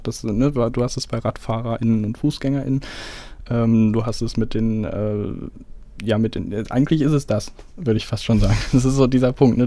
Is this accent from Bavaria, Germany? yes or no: no; Detmold, North Rhine-Westphalia, Germany; moved away; also born or lived in Bielefeld; ich komme ja selber ursprünglich aus Detmold